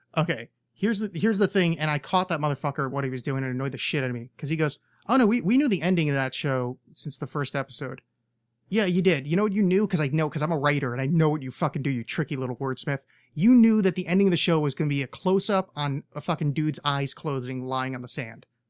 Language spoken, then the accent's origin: English; United States; as an American